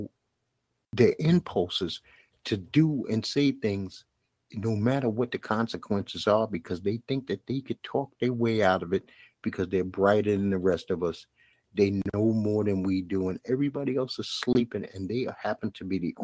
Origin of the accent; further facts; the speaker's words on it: New York City, New York, United States; my hometown Brooklyn team